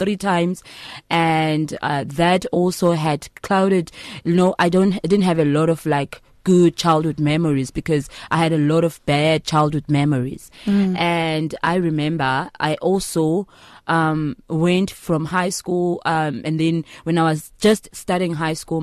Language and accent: English; Mthatha, Eastern Cape, South Africa; now in Johannesburg, South Africa; I am from the Eastern Cape, Mthatha.